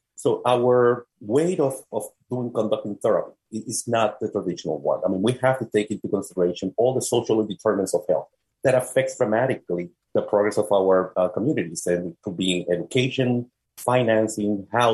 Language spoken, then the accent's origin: English; Puerto Rico; moved away as an adult; now in Philadelphia, United States; born and raised in Puerto Rico, came to the United States at the age of 22